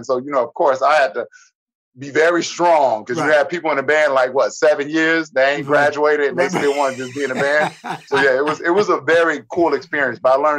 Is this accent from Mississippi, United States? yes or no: yes; Cleveland, Mississippi, United States; also born or lived in San Diego; So I was raised grew up in Mississippi, but my mom moved us from Cleveland at 5 and I went to San Diego. And then mm-hmm. I came back to Cleveland, Mississippi when I was 15